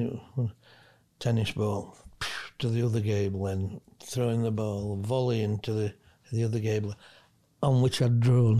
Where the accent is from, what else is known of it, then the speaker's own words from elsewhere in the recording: Bristol, South West England, United Kingdom; You know, I'm from Bristol and I go, I've seen Joe Jordan, he's from Bristol.